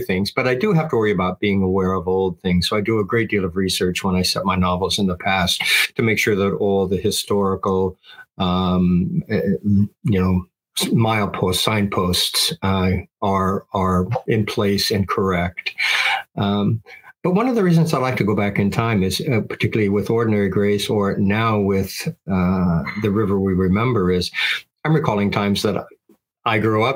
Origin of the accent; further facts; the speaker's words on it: Midwest, United States; also born or lived in Cascade Mountains, Oregon; I grew up in the Midwest